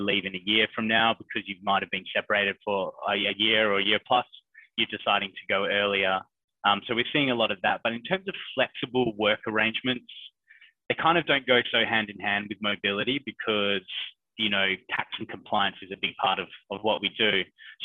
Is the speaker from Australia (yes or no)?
yes; Perth, Western Australia, Australia; moved away as an adult; now in Hong Kong; I'm from Perth, of course, but work in Hong Kong